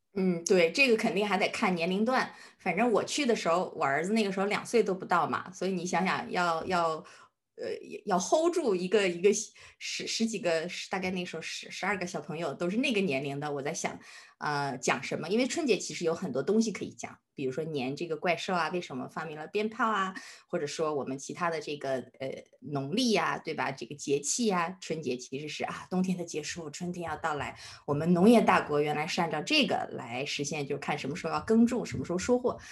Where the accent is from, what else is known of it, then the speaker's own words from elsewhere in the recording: Harbin, Heilongjiang, China; now in United Kingdom; 因为其实我是在哈尔滨出生的，我小的时候是在哈尔滨长大的